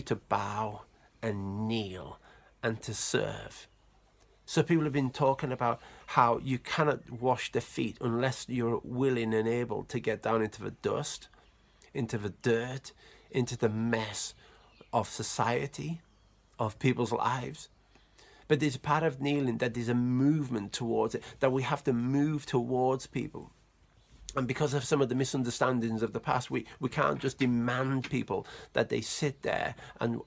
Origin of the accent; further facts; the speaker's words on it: Cumbria, North West England, United Kingdom; I'm Cumbrian, I'm from England, I was born in England